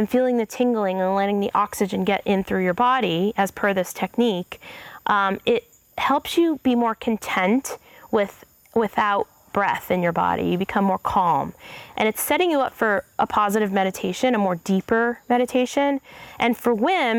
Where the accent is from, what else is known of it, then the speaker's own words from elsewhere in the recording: New York, United States; As a New Yorker